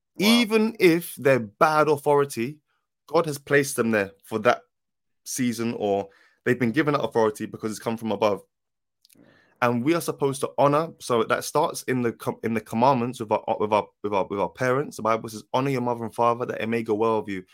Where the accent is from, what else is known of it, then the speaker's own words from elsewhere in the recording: London, United Kingdom; I'm from South London